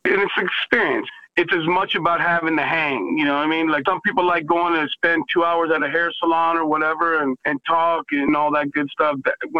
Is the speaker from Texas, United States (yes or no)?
yes; Texas, United States; I'm also a Texan